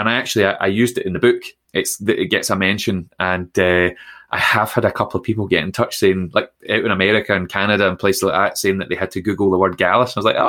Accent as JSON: {"language": "English", "area": "Ayrshire", "region": "Scotland", "country": "United Kingdom", "tie": "born or raised there", "said": "growing up in Ayrshire"}